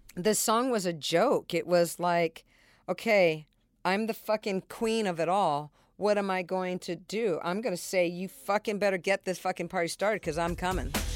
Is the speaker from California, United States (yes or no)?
yes; San Diego, California, United States; I was raised in San Diego